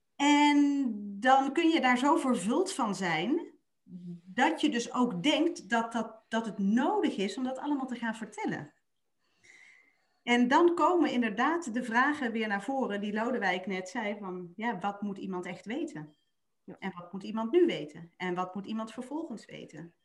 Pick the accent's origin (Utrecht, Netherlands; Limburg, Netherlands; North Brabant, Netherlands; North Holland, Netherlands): Limburg, Netherlands; ik ben een Limburgse